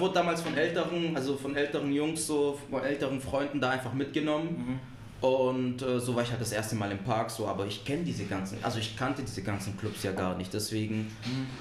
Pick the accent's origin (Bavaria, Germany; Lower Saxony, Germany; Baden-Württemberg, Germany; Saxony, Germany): Baden-Württemberg, Germany; Marbach am Neckar; also born or lived in Ludwigsburg / born outside Germany; now in Stuttgart, Germany; Ich komme ursprünglich aus Marbach. Also ich wurde auch gar nicht in Deutschland geboren.